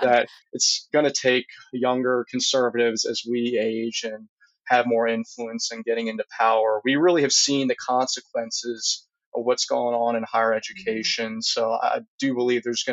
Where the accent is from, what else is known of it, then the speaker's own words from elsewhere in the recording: Louisiana, United States; also born or lived in Texas; I really do love my home state